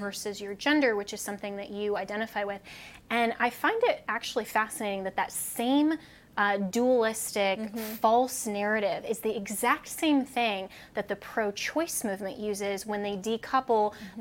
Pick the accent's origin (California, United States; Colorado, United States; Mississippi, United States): Colorado, United States; my home state of Colorado